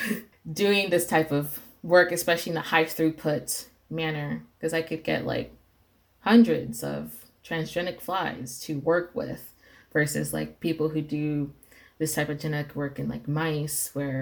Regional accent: Las Vegas, Nevada, United States; I was raised in Las Vegas

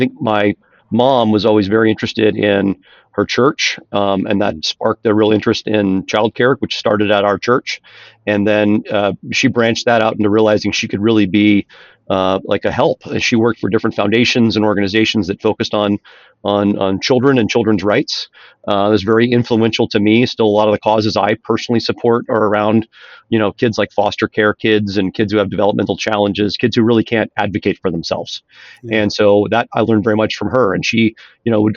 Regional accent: Atlanta, Georgia, United States; moved away; I grew up in Atlanta, Georgia.

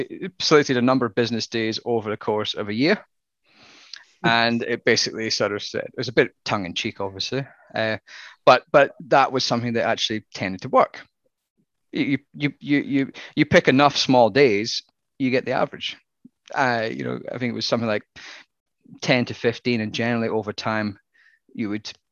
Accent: Scotland, United Kingdom; now in Australia; one of the first things that I noticed when I came from Australia, from Scotland, is the volumes that farmers sold, especially in Western Australia.

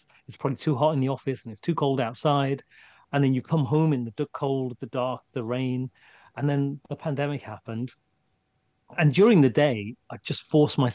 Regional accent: England, United Kingdom; England is home to me. And the cold is part of being English and being in England.

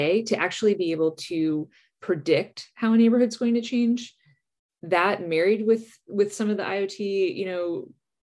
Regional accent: New Jersey, United States; where I grew up in New Jersey

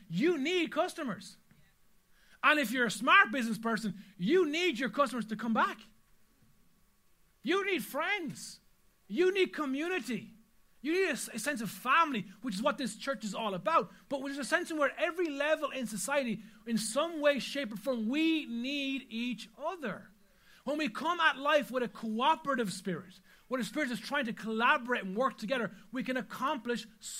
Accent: Ireland; as an Irish people

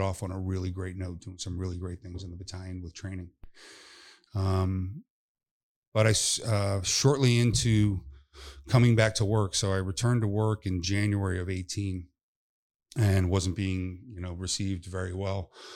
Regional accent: North Palm Beach, Florida, United States; my hometown in North Palm.

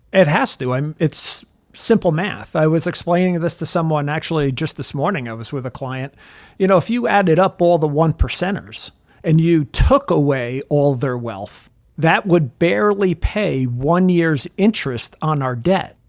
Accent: New Jersey, United States; I'm from New Jersey

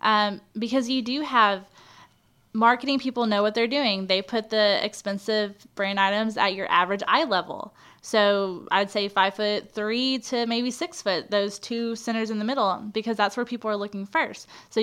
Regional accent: Texas, United States; I'm from East Texas, more or less.

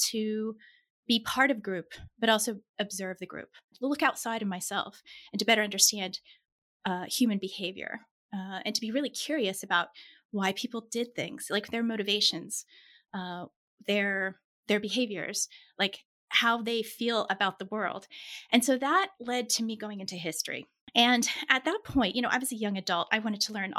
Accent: Kansas, United States; also born or lived in Pittsburgh; I was born in Kansas, which for our international listeners is right in the middle of the U.S.

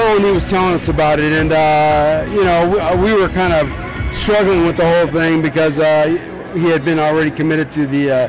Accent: Southern Nevada, United States; We're from Southern Nevada.

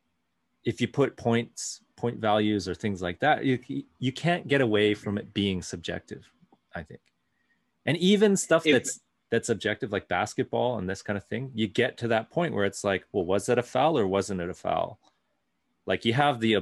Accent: Canada; my whole life growing up in Canada

